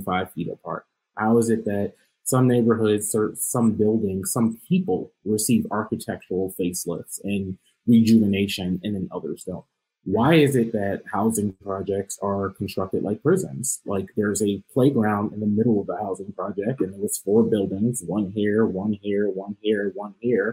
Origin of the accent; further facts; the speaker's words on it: New York, United States; now in Ohio, United States; I'm a New Yorker